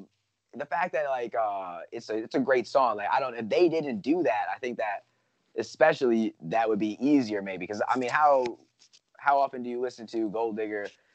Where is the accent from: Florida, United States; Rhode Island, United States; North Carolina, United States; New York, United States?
New York, United States; I'm from New York